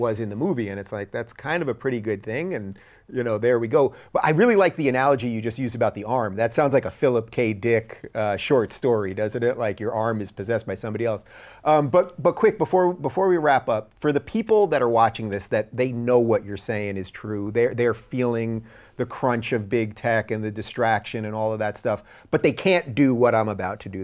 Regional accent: New York, United States; I grew up in New York

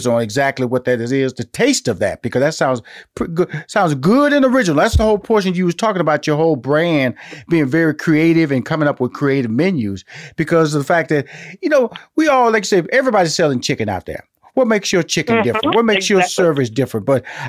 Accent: Houston, Texas, United States; now in Atlanta, United States

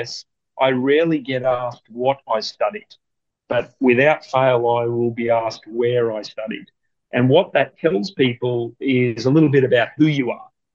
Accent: Australia; We're very fortunate in Australia. We have a great standard of living

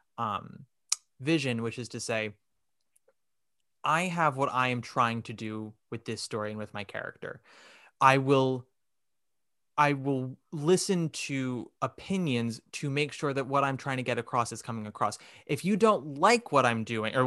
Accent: New York, United States; I'm a New York Jew, born and raised, fourth generation

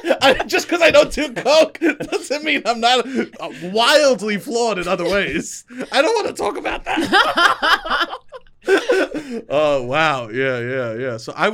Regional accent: New York City, New York, United States; accent: New York; now in Brooklyn, United States; Yeah, I'm from Staten Island.

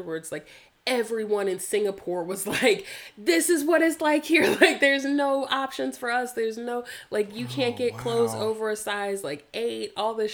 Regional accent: North Carolina, United States; growing up in North Carolina, like one of the hearts of the Confederacy

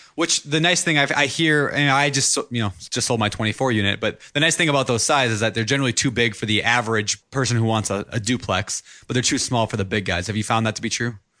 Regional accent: Minnesota, United States; moved away; the home that I grew up in in Minnesota

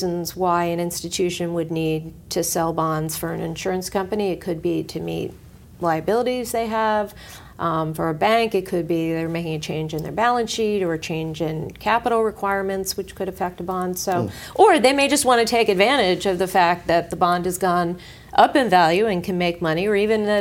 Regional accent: New York City, New York, United States; I grew up, I was born in 1964, so when New York City was really in the dumps

